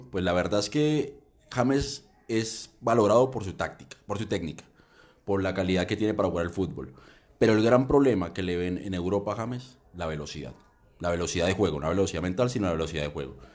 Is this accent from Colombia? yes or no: yes; Colombia